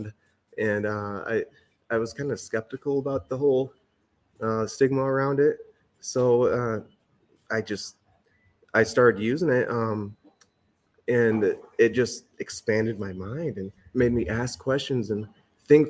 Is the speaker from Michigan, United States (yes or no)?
yes; Lansing, Michigan, United States; I was born and raised in Lansing, Michigan